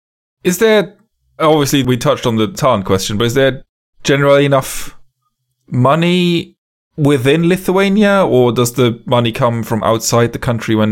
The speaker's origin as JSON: {"language": "English", "country": "Luxembourg", "moved": "yes", "lives_now": "United Kingdom", "said": "I'm in the UK now, but I'm from Luxembourg originally"}